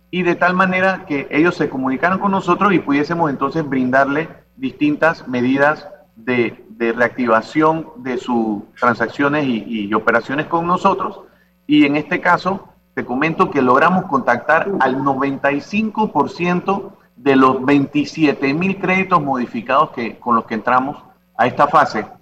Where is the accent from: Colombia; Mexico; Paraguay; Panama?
Panama; Santiago de Veraguas, Veraguas; somos de Santiago